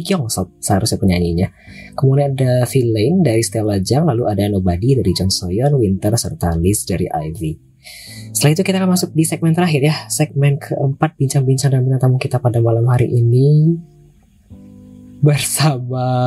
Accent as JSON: {"language": "Indonesian", "town": "Payakumbuh", "region": "West Sumatra", "country": "Indonesia", "also_born_or_lived": "Padang", "said": "Kotaku ini Payakumbuh namanya. Tapi dulu aku tinggalnya oh, di iya. Padang. Kemudian pindah."}